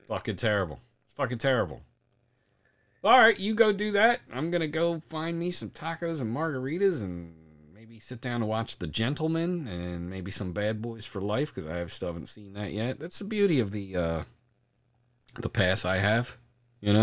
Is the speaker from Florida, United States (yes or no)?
no; Delaware County, Pennsylvania, United States; moved away; I'm originally from Delco, so, uh, Granite Run was one of my mainstays there